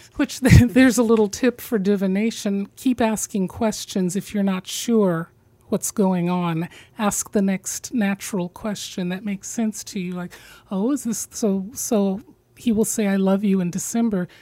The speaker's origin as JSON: {"language": "English", "region": "Midwest", "country": "United States", "said": "being from the midwest"}